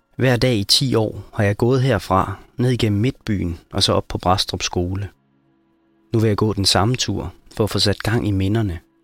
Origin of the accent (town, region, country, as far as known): Brædstrup, Central Denmark Region, Denmark; born or raised there; moved away